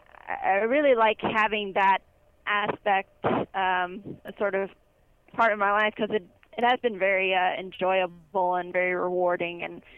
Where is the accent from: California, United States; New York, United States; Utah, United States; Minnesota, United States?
California, United States; Simi Valley; I grew up in Simi Valley, California, pretty much my whole life. I was born in 1992, so I'm 23 years old, and it's a really nice place to be.